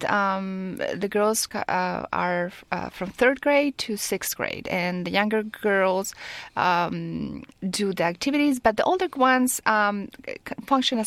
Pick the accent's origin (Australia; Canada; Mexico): Mexico; moved away as an adult; also born or lived in France / California; now in Silicon Valley, United States; I was born in Mexico, and I have lived in France because I did my MBA over there in HEC-Paris